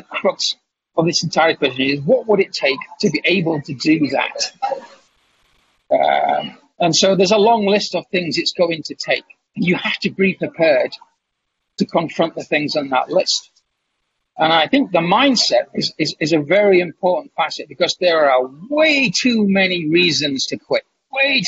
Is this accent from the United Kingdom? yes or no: yes; Kingston upon Hull, Yorkshire and the Humber, United Kingdom; I'm sitting in a cafe in the town of Kingston-upon-Hull in England, my hometown